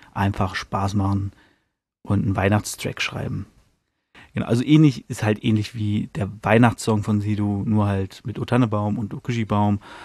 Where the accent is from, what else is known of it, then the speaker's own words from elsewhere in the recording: Hanover, Lower Saxony, Germany; als Hannoveraner